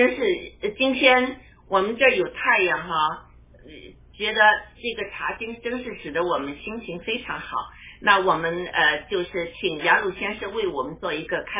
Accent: China; 我们中国人确实经历了很多苦难

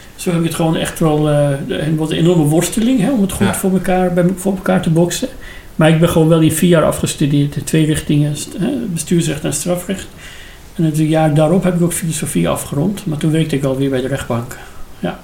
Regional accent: Iran; Dutch is a second language; moved away as an adult; now in Netherlands; dat ik uit Iran kom

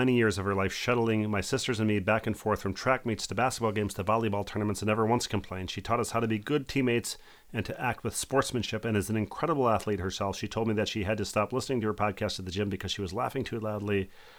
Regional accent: Connecticut, United States; accent: Connecticut; I have lost my CT accent and say button the regular way.

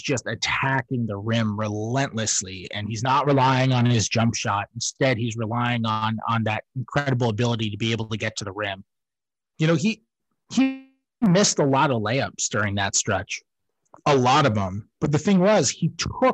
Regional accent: New York, United States; moved away; I'm a New Yorker

